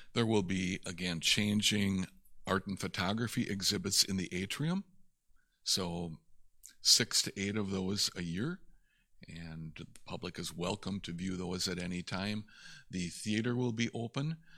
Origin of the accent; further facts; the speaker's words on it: Little Chute, Wisconsin, United States; also born or lived in De Pere, Wisconsin; I grew up in Little Chute